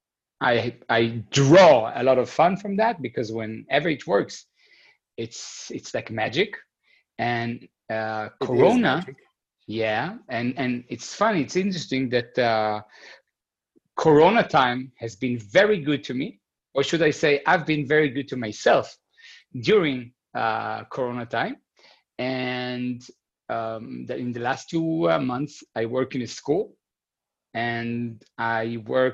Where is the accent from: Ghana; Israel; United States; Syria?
Israel; moved away as an adult; now in Berlin, Germany; I grew up in Israel. And I've been living, this is the fifth year here in Berlin